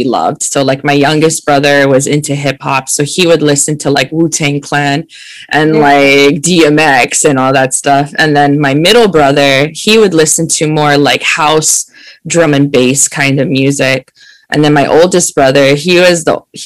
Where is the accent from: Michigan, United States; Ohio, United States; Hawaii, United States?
Hawaii, United States; Oahu; I'm born and raised in Hawaii on the island of Oahu